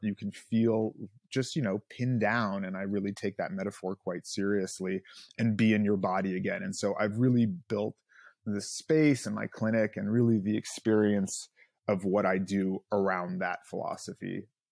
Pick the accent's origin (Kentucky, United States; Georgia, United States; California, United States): California, United States; Los Angeles; I, uh, grew up here in L